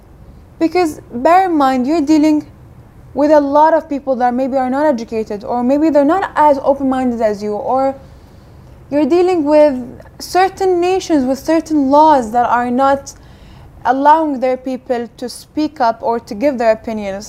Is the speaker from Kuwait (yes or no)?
yes; Kuwait; also born or lived in United States; now in United Kingdom; I grew up in Kuwait